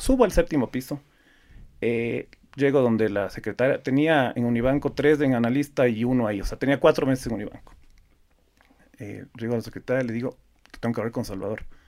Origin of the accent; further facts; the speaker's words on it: Ecuador; yo soy el típico ecuatoriano nacido en Ecuador, que mis papás son ecuatorianos